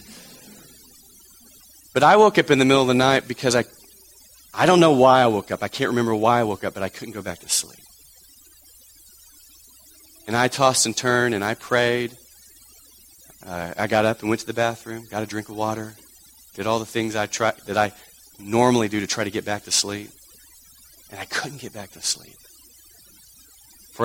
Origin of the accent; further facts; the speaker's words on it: Texas, United States; moved away; Growing up in Texas